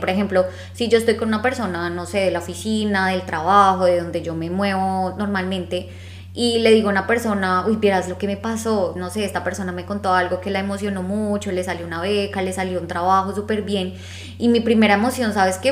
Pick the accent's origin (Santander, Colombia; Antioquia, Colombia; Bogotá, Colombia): Bogotá, Colombia; accent: rolo; moved away; con nuestro acento así rolandio